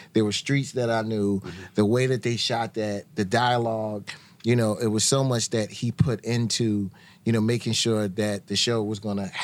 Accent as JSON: {"language": "English", "town": "Philadelphia", "region": "Pennsylvania", "country": "United States", "tie": "born or raised there", "said": "I grew up in Philadelphia"}